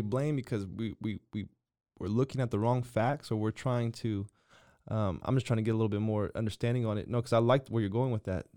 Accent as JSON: {"language": "English", "country": "United States"}